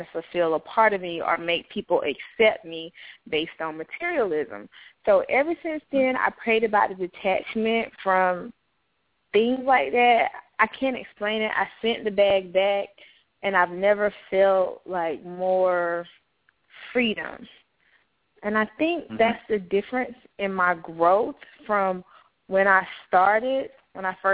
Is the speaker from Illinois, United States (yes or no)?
no; Laurinburg, North Carolina, United States; I was born in Laurinburg, North Carolina